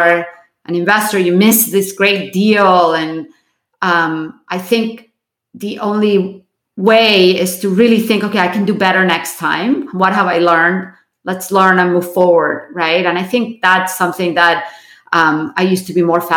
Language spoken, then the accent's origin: English; Barcelona, Catalonia, Spain; now in United States; I was born in Barcelona